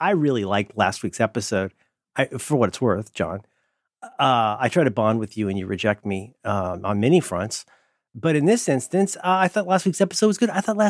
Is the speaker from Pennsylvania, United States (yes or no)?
yes; Philadelphia, Pennsylvania, United States; I'm not angry. I'm from Philly.